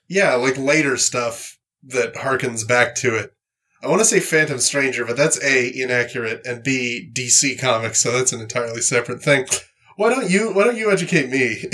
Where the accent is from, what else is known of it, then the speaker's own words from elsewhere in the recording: Canada; I'm from Canada